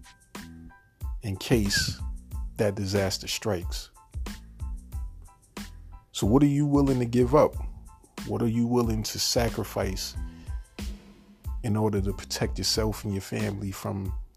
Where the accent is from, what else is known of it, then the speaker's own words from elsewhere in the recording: New York, United States; moved away as an adult; now in Virginia, United States; I'm from New York And when I purchased it, I lived in New York at that time. And then when I moved to Virginia